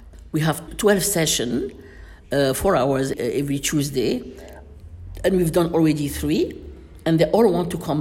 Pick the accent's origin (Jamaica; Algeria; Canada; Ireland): Algeria; Miliana, Aïn Defla Province; moved away; also born or lived in London; in Algiers, in my hometown, Miss Miliana